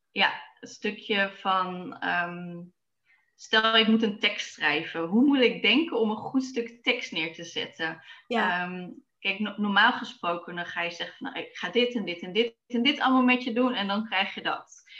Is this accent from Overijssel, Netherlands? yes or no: yes; Zwolle, Overijssel, Netherlands; Ik ehm, ben geboren in Zwolle. En eh, daar ben ik opgegroeid samen met mijn broers en ouders.